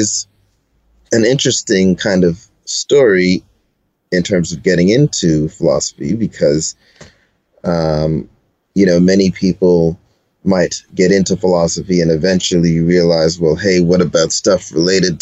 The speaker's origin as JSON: {"language": "English", "town": "Toronto", "region": "Ontario", "country": "Canada", "said": "I'm from Toronto, Ontario"}